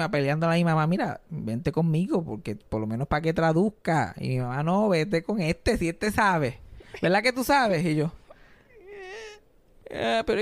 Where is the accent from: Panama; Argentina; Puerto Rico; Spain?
Puerto Rico